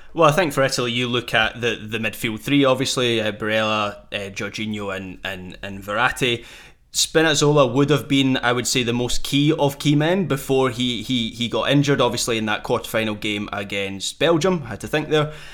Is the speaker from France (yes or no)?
no; Scotland, United Kingdom; as a Scot